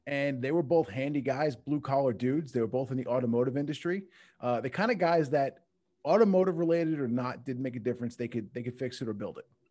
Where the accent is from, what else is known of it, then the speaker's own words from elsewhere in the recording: Long Island, New York, United States; I, I grew up in, uh, Long Island, New York